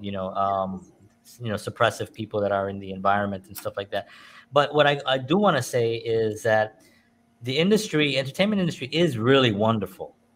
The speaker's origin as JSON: {"language": "English", "region": "New York", "country": "United States", "tie": "born or raised there", "said": "I grew up in New York"}